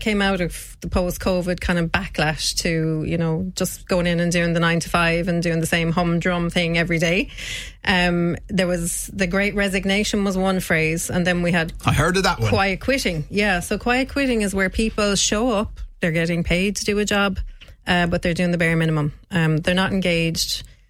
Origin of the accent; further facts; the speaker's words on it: Shannon, County Clare, Ireland; So I'm from Shannon originally.